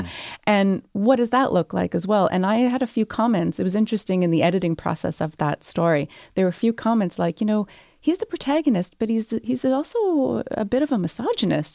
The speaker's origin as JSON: {"language": "English", "country": "Canada", "tie": "born or raised there", "also_born_or_lived": "Montreal", "lives_now": "Toronto, Canada", "said": "when you're born and raised in Canada"}